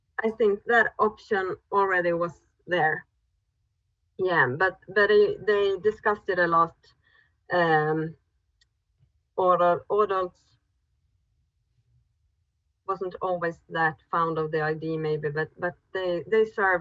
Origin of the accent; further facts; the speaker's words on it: a village about 10 km from Umeå, Västerbotten County, Sweden; I grew up in a village about 10 kilometers from Umeå